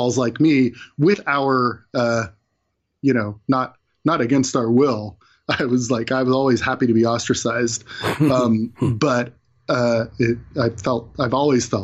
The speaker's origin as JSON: {"language": "English", "region": "California", "country": "United States", "tie": "born or raised there", "said": "I grew up in California."}